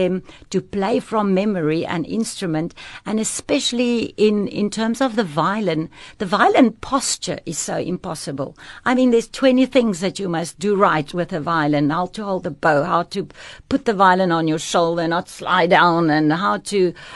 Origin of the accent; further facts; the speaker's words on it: Pretoria, Gauteng, South Africa; moved away as an adult; also born or lived in France / Cape Town; I grew up in Pretoria with two parents playing violin